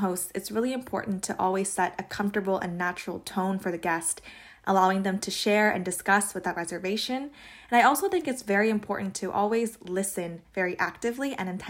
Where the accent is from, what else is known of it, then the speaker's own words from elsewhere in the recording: Toronto, Ontario, Canada; I'm from Toronto, and I'm also a recent graduate of Ryerson University